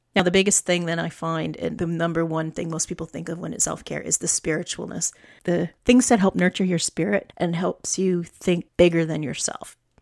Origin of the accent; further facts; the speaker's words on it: Alberta, Canada; now in Nova Scotia, Canada; I'm a flatlander. I was born in Alberta. I grew up on the prairies.